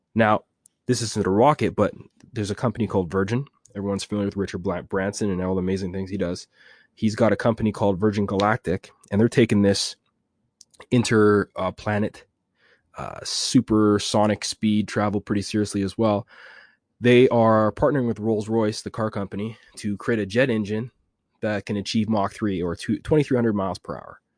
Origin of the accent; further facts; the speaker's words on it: Jamaica; I'm Jamaican, I can speak a little patois